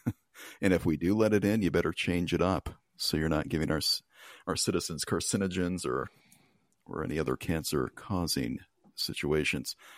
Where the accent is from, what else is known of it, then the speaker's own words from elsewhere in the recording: United States; I'm an American